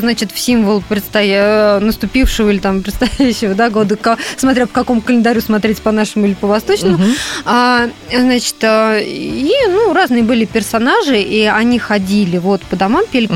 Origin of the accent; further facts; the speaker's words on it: Russia; я вот э, выросла в Финской области, у нас раньше действительно ходили ряженые